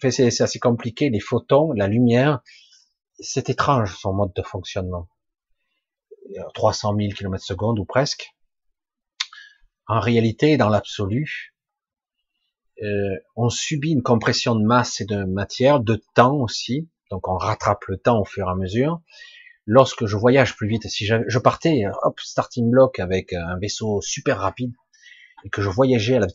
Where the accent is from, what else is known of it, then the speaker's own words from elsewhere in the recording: Provence-Alpes-Côte d'Azur, France; Ben moi, j'étais du 13, maintenant je suis dans le 07.